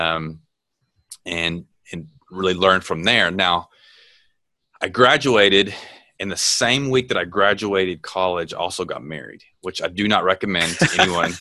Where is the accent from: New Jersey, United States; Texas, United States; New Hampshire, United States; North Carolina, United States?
Texas, United States; I grew up in Texas